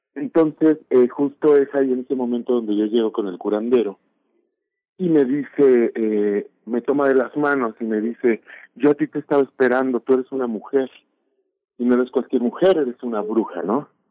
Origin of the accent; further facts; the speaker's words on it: Mexico; identidad como mexicana